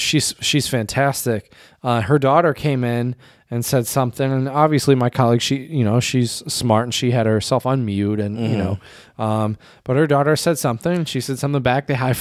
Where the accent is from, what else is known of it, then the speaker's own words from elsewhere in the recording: United States; but I'm just speaking from my own experience as an American.